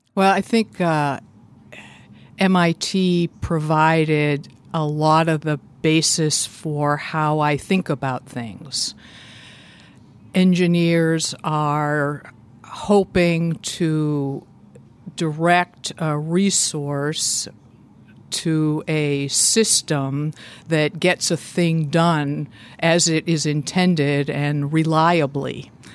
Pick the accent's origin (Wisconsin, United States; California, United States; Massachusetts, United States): Massachusetts, United States; Boston; moved away as an adult; also born or lived in Natick, Massachusetts; now in Indiana, United States; I grew up in the Boston area